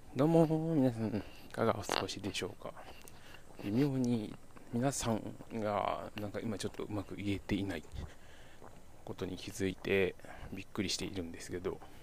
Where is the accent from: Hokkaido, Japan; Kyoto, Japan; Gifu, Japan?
Kyoto, Japan; accent: Kansai; moved away as an adult; also born or lived in Tokushima / Fukuoka; 僕はもともと生まれは京都で